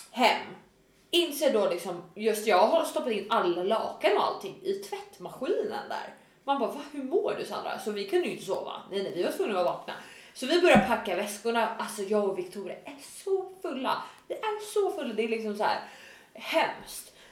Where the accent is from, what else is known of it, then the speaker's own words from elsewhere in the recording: Sweden; snygg svensk tjej